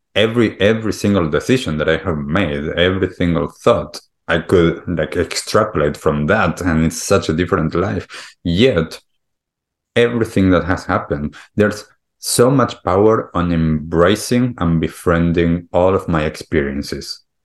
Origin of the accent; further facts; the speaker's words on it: Argentina; moved away; also born or lived in United States / Europe / California; I grew up in Argentina